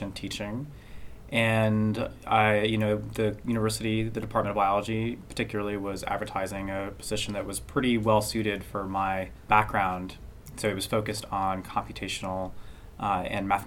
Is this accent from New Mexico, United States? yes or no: yes; Santa Fe, New Mexico, United States; moved away as an adult; also born or lived in the West; I'm from Santa Fe, New Mexico. It's where I was born and grew up and went to high school